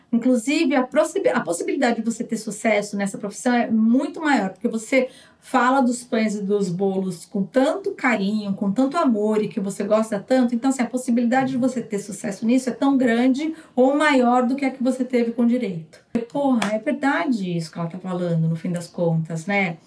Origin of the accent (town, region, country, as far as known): Brazil; moved away as an adult; now in United States